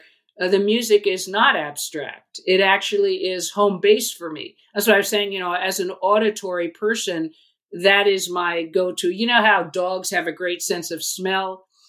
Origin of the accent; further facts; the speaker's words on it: New York, United States; I grew up on the East Coast, primarily in New York, but my family moved a lot.